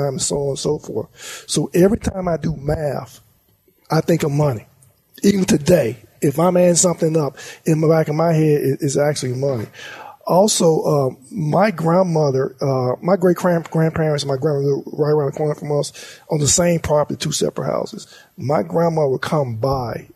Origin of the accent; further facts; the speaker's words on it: Monroe, Louisiana, United States; moved away as an adult; Monroe, Louisiana is my heart and soul. Basically, I was born and raised there.